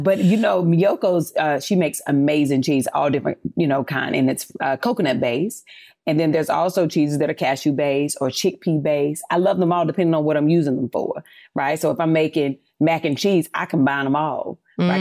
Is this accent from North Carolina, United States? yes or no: yes; North Carolina, United States; I'm from North Carolina, you know, from the South